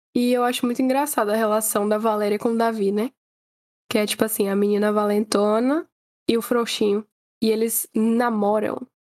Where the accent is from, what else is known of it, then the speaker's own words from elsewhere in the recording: Northeast Region, Brazil; eu sendo nordestina